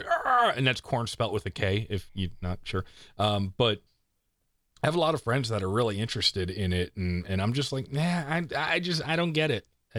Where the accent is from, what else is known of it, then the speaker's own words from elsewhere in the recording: East Coast, United States; moved away; I'm from the East Coast.